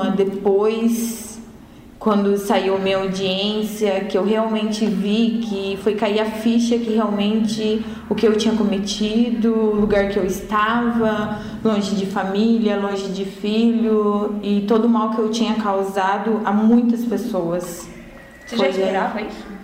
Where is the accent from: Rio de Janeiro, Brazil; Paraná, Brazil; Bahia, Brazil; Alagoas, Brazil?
Paraná, Brazil; Cascavel; Cascavel, Paraná.